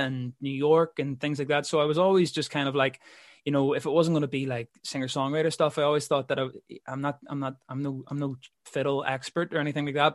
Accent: Belfast, Northern Ireland, United Kingdom; also born or lived in London; I'm from Belfast

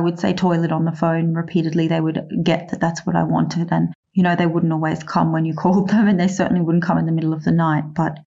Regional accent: Australia; being an Australian

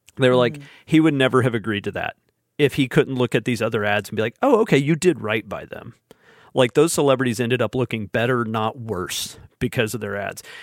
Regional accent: Alabama, United States; I say this as a as a native son of the state

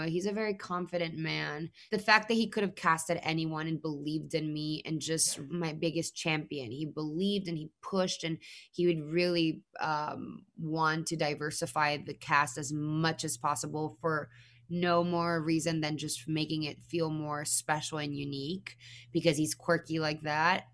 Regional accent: Mexico; moved away; I'm already a Mexican woman who's an immigrant

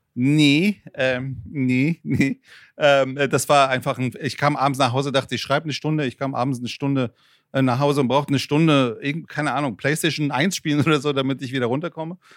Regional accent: Frankfurt, Hesse, Germany; accent: Frankfurt; German is a second language; also born or lived in Iran; ich bin Frankfurter, ich hoffe, das hört man. Äh, ich bin mit 13 Jahren aus, aus dem Iran nach Frankfurt gekommen

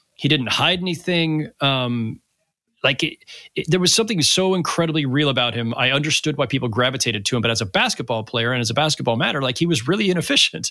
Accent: Bay Area, California, United States; I grew up in the Bay Area.

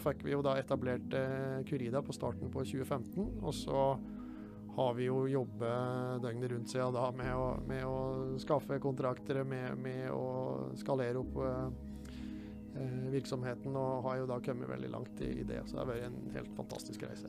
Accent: Flisa, Innlandet, Norway; now in Høvik, Norway; jeg kommer jo opprinnelig fra Flisa, da, så selv om jeg bor i, på Høvik nå, så er det ganske lett å høre at jeg ikke har vokst opp der.

